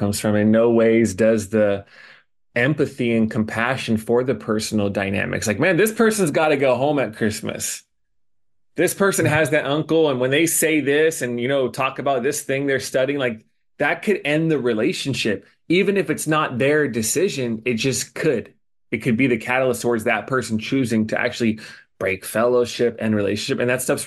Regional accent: Indiana, United States; now in Honolulu, United States; I go back to my hometown in Indiana

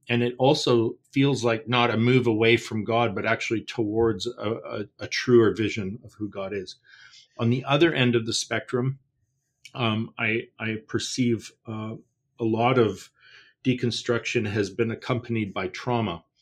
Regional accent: Canada; I don't worry about this in Canada. We're a pagan nation

